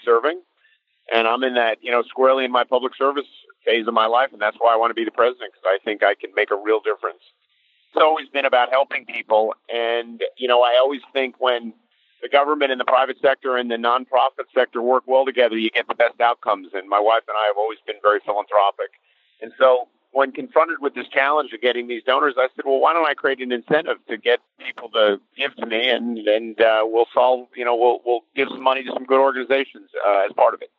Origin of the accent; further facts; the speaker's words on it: New Jersey, United States; I'm from New Jersey